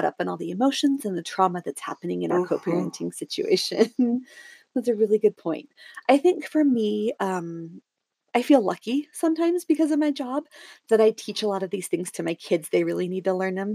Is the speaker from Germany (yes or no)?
no; Southern Oregon, United States; also born or lived in Salt Lake City area, Utah; now in Utah, United States; I grew up in Southern Oregon and now I live in just south of Salt Lake City, Utah